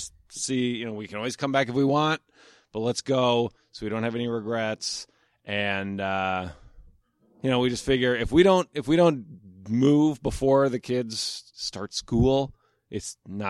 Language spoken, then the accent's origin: English; Omaha, Nebraska, United States; moved away as an adult; Omaha, Nebraska.